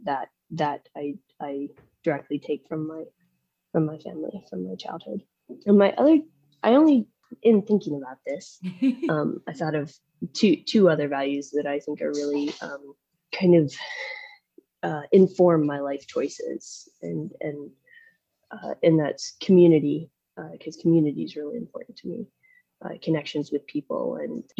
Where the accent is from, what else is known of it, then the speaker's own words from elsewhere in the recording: south of Nashville, Middle Tennessee, United States; I grew up in Middle Tennessee, south of Nashville